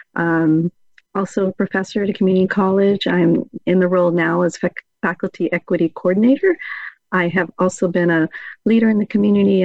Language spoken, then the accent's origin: English; San Diego, California, United States; born and raised in San Diego, California.